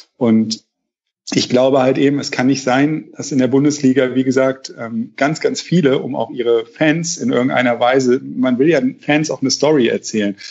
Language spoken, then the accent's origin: German; Rhineland, Germany; als Rheinländer